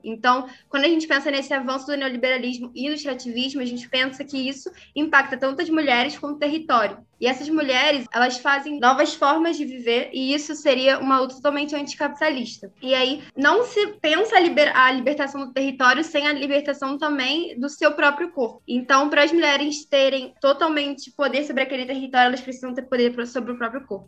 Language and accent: Portuguese; Rio de Janeiro, Brazil; eu sou carioca